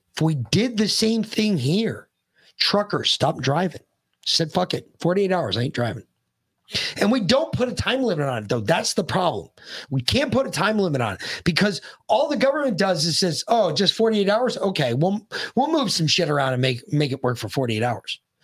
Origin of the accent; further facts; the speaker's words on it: United States; as the American people